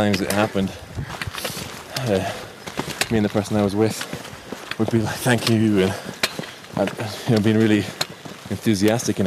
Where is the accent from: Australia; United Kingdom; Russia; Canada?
United Kingdom; Edinburgh, Scotland; also born or lived in New Zealand; now in London, United Kingdom; home is, well, I'm from Scotland, from Edinburgh. I guess home these days is London